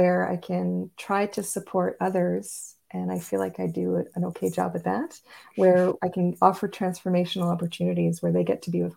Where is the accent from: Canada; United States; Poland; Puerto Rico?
Canada; Montreal, Quebec; now in Northern Ontario, Canada; I grew up in Montreal